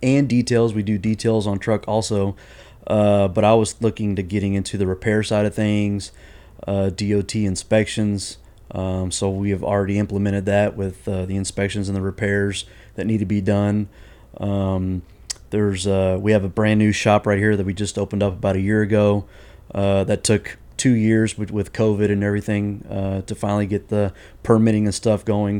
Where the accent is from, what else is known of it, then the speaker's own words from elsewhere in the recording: Houston, Texas, United States; I'm originally from here in Houston, Texas